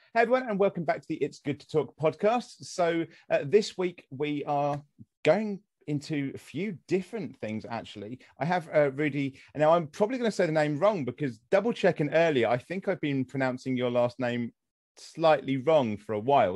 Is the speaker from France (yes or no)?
no; United Kingdom; accent: British; a British person with my accent